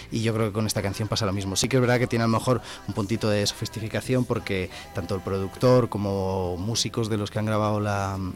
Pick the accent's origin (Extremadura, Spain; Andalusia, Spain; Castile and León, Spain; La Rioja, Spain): Castile and León, Spain; Zamora